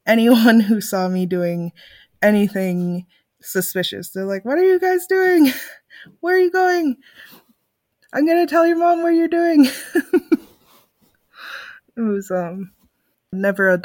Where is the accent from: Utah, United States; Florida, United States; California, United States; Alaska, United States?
Alaska, United States; Nome; I am originally from Nome, Alaska